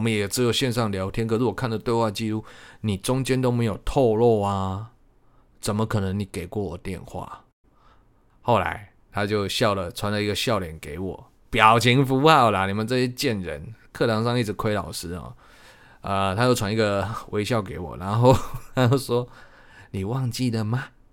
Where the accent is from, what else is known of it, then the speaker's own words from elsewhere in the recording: Changhua County, Taiwan; 我是彰化人